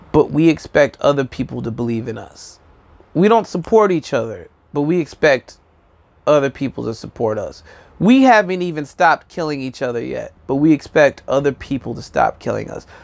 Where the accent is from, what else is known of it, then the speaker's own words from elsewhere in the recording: Albuquerque, New Mexico, United States; now in Brooklyn, United States; I'm from New Mexico.